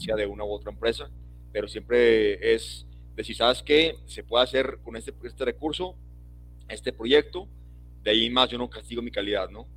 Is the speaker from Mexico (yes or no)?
yes; Mexico; nosotros como mexicanos